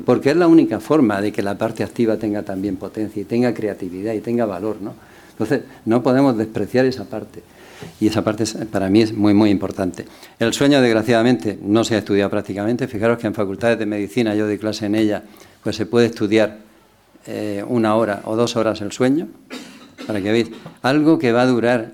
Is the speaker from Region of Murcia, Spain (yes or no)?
yes; Cartagena, Region of Murcia, Spain; yo venía de Cartagena